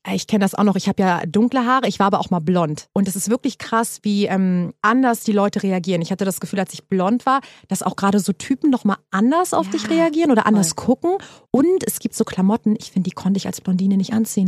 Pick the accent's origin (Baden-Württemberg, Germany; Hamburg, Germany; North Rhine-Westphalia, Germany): Hamburg, Germany; now in Berlin, Germany; ich komme aus Hamburg